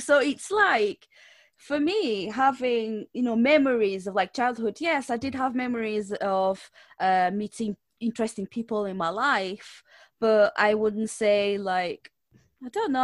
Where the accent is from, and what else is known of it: Portugal; English is a second language; now in United Kingdom